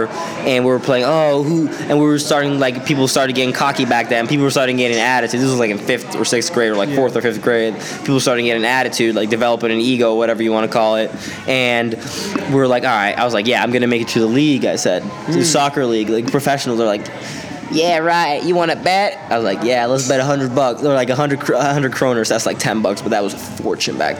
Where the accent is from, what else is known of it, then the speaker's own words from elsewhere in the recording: Stockholm, Stockholm County, Sweden; accent: Swedish; growing up in Sweden